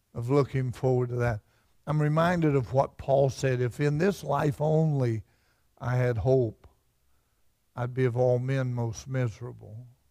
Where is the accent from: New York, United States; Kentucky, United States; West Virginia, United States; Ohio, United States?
West Virginia, United States; Fudge Creek; I'm from Fudge Creek, and we had Mud River